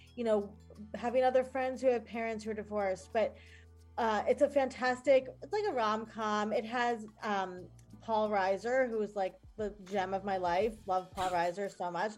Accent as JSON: {"language": "English", "region": "New York", "country": "United States", "said": "I'm new from New York."}